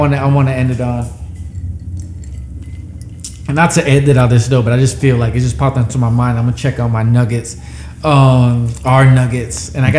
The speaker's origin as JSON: {"language": "English", "country": "Puerto Rico", "said": "I'm Puerto Rican. I grew up around Jamaica. I grew up around hard work."}